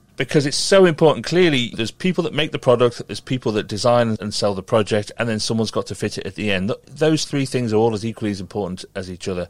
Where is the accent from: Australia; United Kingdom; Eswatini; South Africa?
United Kingdom; Merseyside, North West England; I grew up on Merseyside